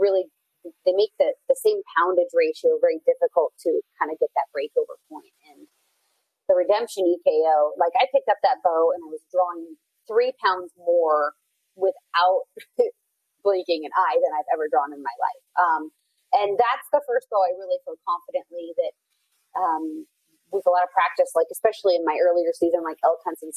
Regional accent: Oregon, United States; I'm from Oregon. I grew up out west

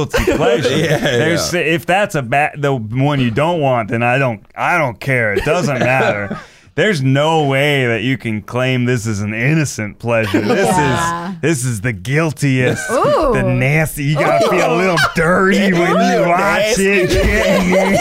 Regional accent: Florida, United States; moved away; I grew up in Florida

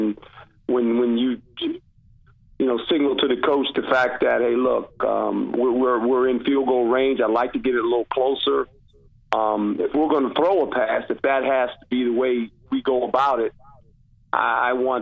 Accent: Seaside, California, United States; I grew up in Seaside

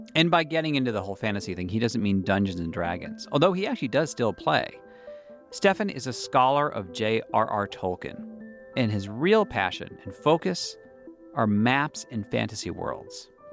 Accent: United States; as an American growing up in the Cold War

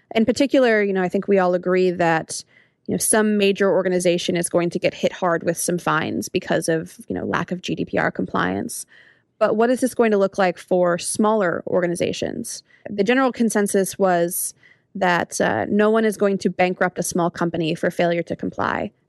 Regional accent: United States; as an American

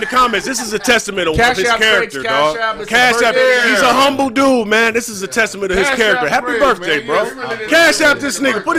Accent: Detroit, Michigan, United States; also born or lived in Romulus, Michigan; shout out to my hometown, Detroit, man. Dang, you know what I'm saying? Look, I was born in Romulus, nigga, outside of the city.

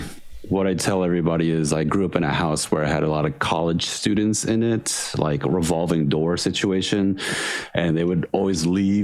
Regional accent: Washington, District of Columbia, United States; I was born and raised in D.C.

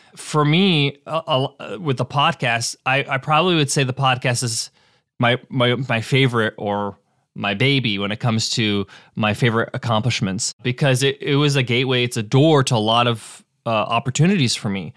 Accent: United States; I was born in the States

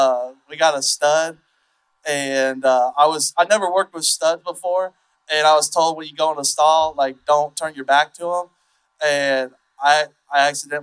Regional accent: Fort Myers, Florida, United States; now in Austin, United States; I'm from Florida.

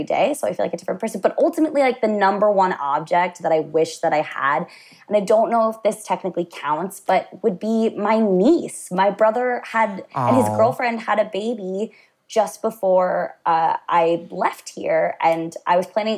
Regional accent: United States; moved away as an adult; I'm not especially proud to be from mm-hmm. America

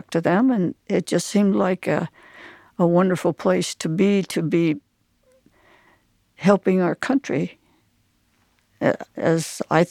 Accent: Scranton, Pennsylvania, United States; I was born in 1927 in Scranton, Pennsylvania

